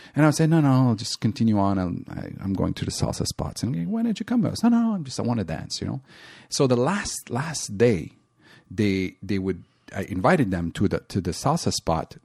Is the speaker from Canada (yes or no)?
yes; Montreal, Quebec, Canada; I'm from Montreal